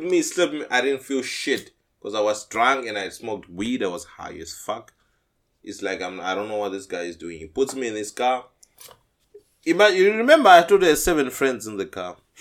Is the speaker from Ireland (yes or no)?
no; Zimbabwe; moved away as an adult; I'm from Zim, as you know, Zimbabwe.